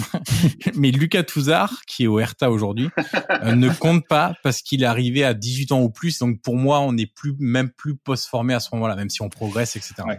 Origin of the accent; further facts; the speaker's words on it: Auxerre, Bourgogne-Franche-Comté, France; je suis originaire d'Auxerre